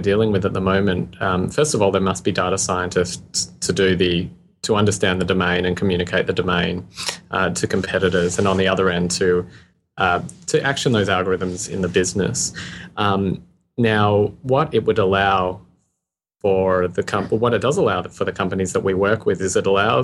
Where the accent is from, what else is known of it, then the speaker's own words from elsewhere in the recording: Australia; You can probably hear my accent. I'm Australian.